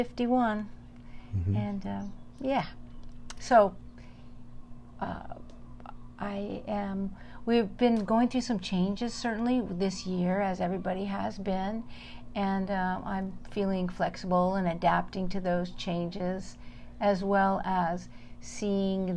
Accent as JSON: {"language": "English", "region": "Southern California", "country": "United States", "tie": "born or raised there", "moved": "as an adult", "lives_now": "Big Island, Hawaii, United States", "said": "I grew up in Southern California and was passionate about the ocean"}